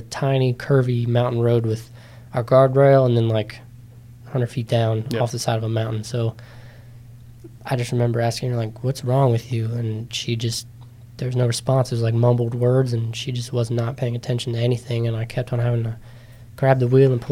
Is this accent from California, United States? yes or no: no; Middletown, Maryland, United States; I'm from Middletown, smaller town, kind of kid